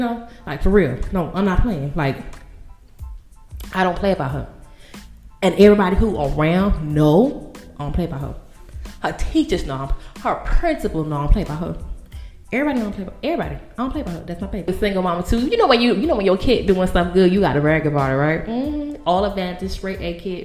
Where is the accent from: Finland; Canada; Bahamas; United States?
Bahamas; moved away; I am from the Bahamas